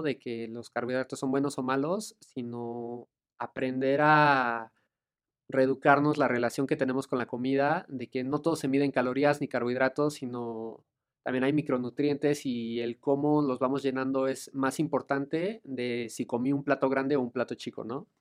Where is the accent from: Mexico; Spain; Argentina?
Mexico; como mexicanos